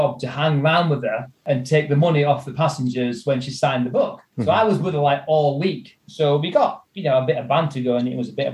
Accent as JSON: {"language": "English", "region": "North East England", "country": "United Kingdom", "accent": "Geordie", "said": "As we say in the northeast of England"}